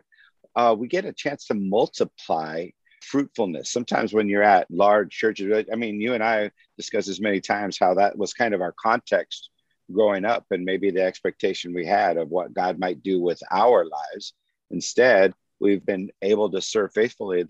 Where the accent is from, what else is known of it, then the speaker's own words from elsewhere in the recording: Santa Maria, California, United States; I grew up in the Central Coast